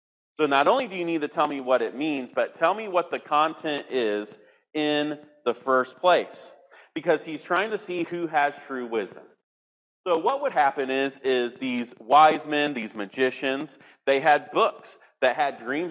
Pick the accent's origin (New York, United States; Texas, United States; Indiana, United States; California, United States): Indiana, United States; I grew up in Indiana, the heartland of America